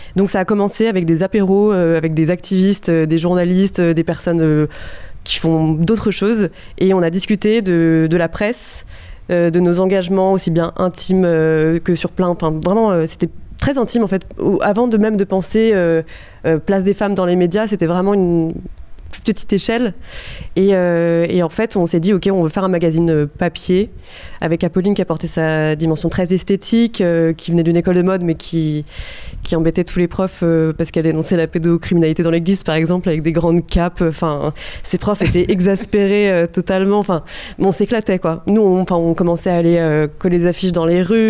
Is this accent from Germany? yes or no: no; countryside around Lyon, Auvergne-Rhône-Alpes, France; moved away; je venais de, la campagne de Lyon